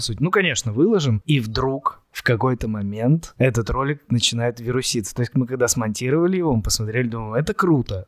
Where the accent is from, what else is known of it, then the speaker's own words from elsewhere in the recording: Chelyabinsk, Chelyabinsk Oblast, Russia; also born or lived in Saint Petersburg; now in Moscow, Russia; Я оригинально из Челябинска, учился и жил какое-то время в Петербурге, и сейчас живу в Москве